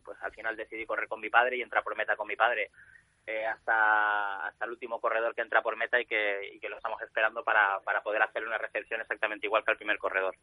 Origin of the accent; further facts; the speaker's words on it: Spain; me siento como corredor español orgulloso y como organizador español orgulloso